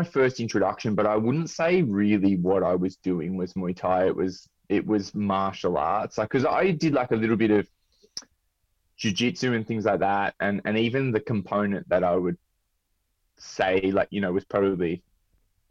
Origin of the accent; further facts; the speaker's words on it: Sydney, New South Wales, Australia; also born or lived in United Kingdom; I grew up in the Southern Shire in Southern Sydney